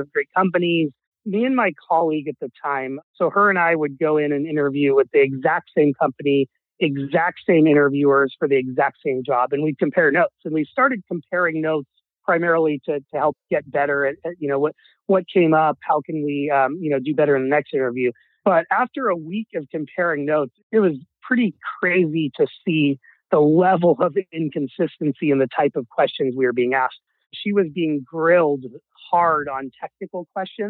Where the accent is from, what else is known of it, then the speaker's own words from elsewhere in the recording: Seattle, Washington, United States; also born or lived in Wichita, Kansas; I was born in Kansas and I moved to Seattle